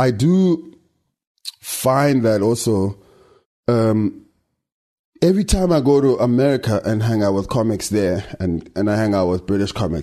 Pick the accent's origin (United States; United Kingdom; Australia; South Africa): South Africa; we're still African in the sense that we live there and we speak the language and we're in touch with what's happening in South Africa and Africa